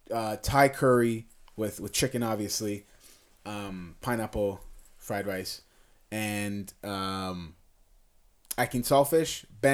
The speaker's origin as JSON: {"language": "English", "country": "Canada", "said": "Even though I'm very Canadian, I'm very like my thing's very, I'd say Asian, Jamaican."}